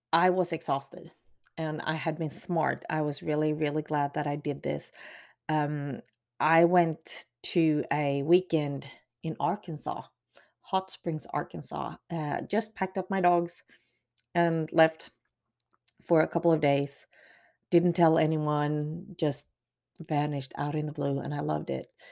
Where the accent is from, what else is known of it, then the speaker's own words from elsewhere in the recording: Sweden; now in Texas, United States; especially for me as a Swede being quote unquote, used to it. Um, I had a lot of advantages of growing up in Sweden